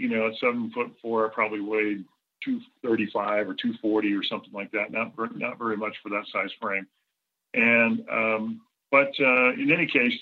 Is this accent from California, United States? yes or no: yes; Southern California, United States; I'm originally from Southern California